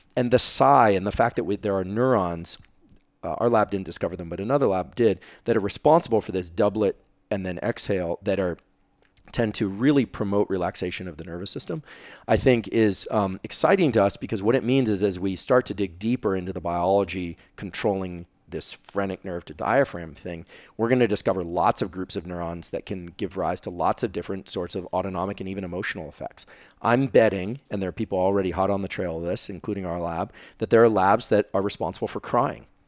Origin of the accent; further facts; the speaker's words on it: Silicon Valley, California, United States; I'm from Silicon Valley